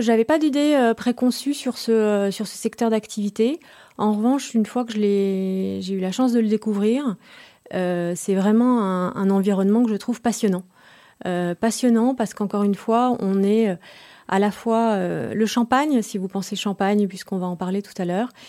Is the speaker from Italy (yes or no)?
no; France; Je suis française, tout à fait.